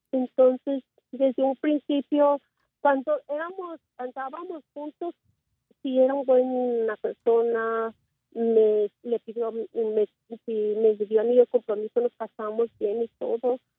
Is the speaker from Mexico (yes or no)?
yes; Mexico; moved away; siempre me humilla porque él he nacido aquí, pero yo soy mexicana, pero siempre me dice que, soy una mexicana chapa